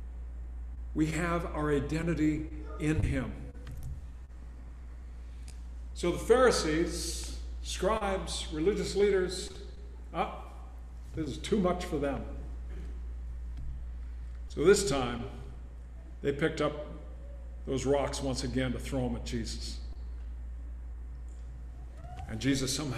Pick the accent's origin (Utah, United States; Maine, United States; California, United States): California, United States; Southern; also born or lived in Spokane, Washington; growing up in Southern California, junior high and high school